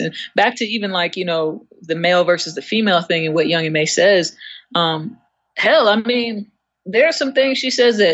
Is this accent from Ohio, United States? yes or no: no; New York, United States; I am from New York.